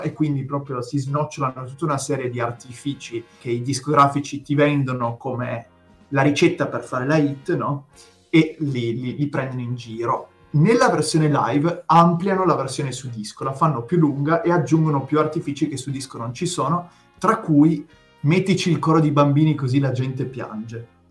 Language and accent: Italian; Piedmont, Italy; accent: tartufino (Piedmontese); il mio accento tartufino